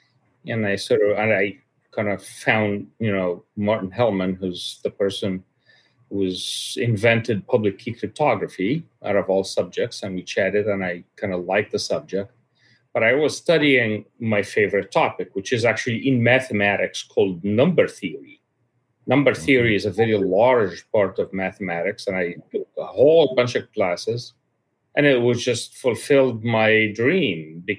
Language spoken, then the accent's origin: English; Egypt; My father was a high-level official in the Egyptian government for quite a long tim